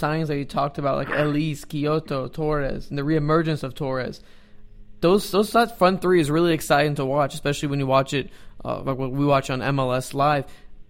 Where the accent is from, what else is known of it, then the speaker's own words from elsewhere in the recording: Dallas, Texas, United States; we're based in Dallas, and I was born and raised in Dallas